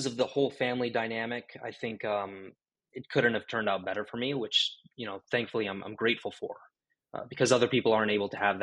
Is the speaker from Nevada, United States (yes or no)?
no; Orange County, California, United States; I grew up in Orange County basically all of my life